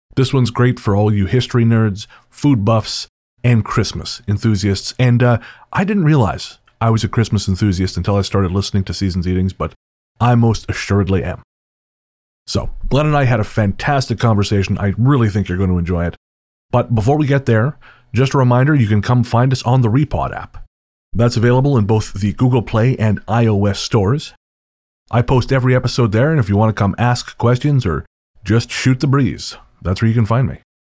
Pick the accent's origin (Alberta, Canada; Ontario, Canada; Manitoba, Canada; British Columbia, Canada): British Columbia, Canada; Revelstoke; moved away; back in Revelstoke, in my hometown